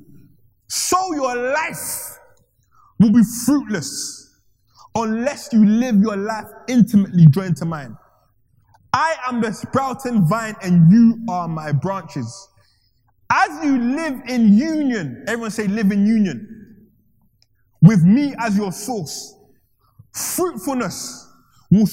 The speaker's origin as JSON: {"language": "English", "country": "Ghana", "said": "I'm from Ghana"}